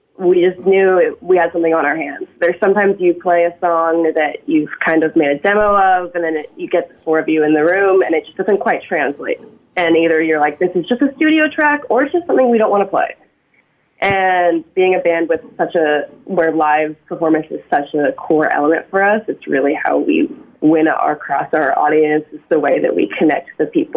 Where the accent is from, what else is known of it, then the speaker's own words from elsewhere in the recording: Seattle, Washington, United States; now in Vancouver, Canada; growing up in Seattle